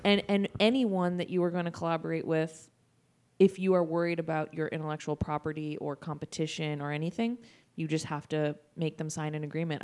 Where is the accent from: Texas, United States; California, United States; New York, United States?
California, United States; Sacramento; also born or lived in San Francisco; I'm from Sacramento.